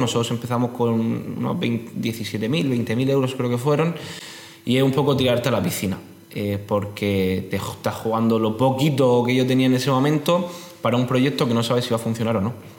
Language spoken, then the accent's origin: Spanish; Region of Murcia, Spain; soy murciano, tengo 26 años